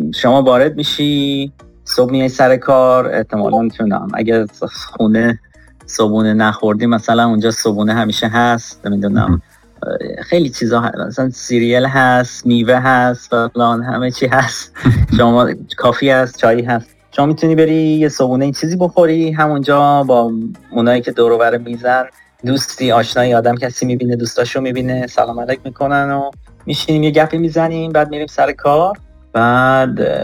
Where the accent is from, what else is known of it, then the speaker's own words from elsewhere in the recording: Karaj, Alborz, Iran; moved away as an adult; also born or lived in Ahvaz, Iran / Tehran, Iran / San Francisco, United States; now in Los Angeles, United States; من متولد اهواز هستم بزرگ شده کرج تهران دانشگاه رفتم حدودا 8 سال 9 ساله که آمریکا اومدم